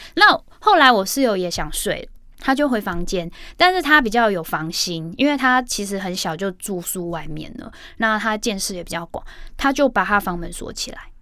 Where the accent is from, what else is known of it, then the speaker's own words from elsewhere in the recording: Hong Kong; moved away; 我也是在香港出生